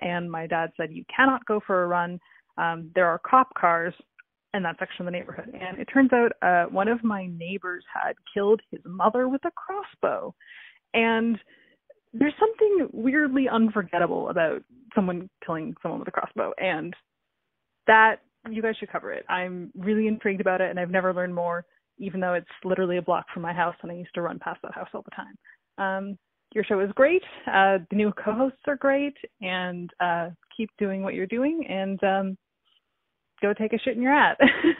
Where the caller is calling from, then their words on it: Scarborough, Ontario, Canada; I'm calling from Scarborough in Ontario, which you may know because … pretends to be from here sometimes.